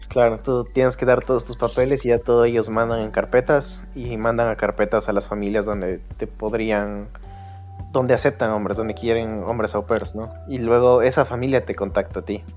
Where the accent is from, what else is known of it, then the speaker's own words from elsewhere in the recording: Quito, Pichincha, Ecuador; moved away as an adult; now in Germany; vengo de Quito y llegué acá a Alemania en marzo